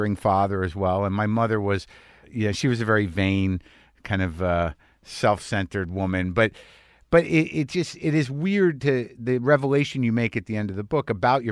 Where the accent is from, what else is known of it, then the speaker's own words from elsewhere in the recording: New Mexico, United States; I grew up in New Mexico. My family's from Jersey